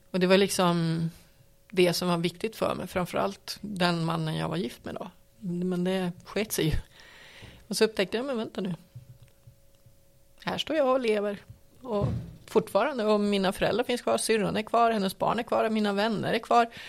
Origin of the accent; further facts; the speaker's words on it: Piteå, Norrbotten County, Sweden; jag menar, jag kommer ju från Piteå, det är ju mitt, mitt ursprung, det är ju det originalet om man säger så.